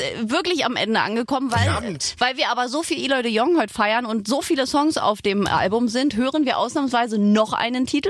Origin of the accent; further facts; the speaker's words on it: Berlin, Germany; also born or lived in Brandenburg; ich bin also in Berlin zwar geboren, aber ich war ganz viel immer in Brandenburg bei meinen Großeltern